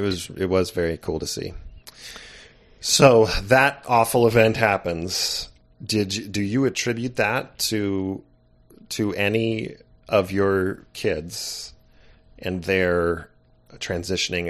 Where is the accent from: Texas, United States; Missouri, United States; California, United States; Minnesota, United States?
California, United States; Santa Barbara; growing up in Santa Barbara, California wasn't too shabby